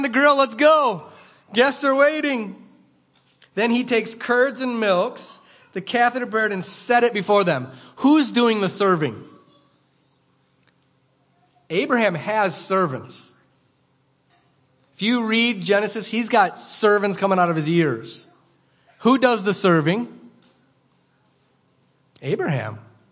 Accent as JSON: {"language": "English", "country": "United States", "also_born_or_lived": "Rhinelander, Wisconsin"}